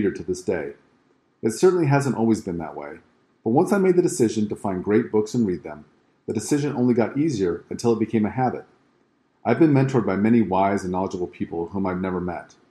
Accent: West Coast, United States; I grew up on the West Coast and lived there for most of my life, including the years through school.

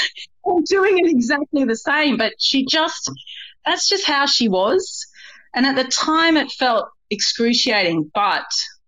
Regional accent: Kalgoorlie, Western Australia, Australia; also born or lived in Brisbane / Melbourne / Sydney; I was born in Brisbane. I grew up in Kalgoorlie. I met Jez in Melbourne, but I'm very much a Sydney girl.

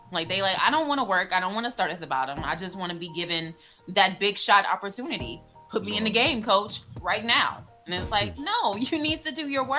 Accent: London, United Kingdom; I'm a lady from London.

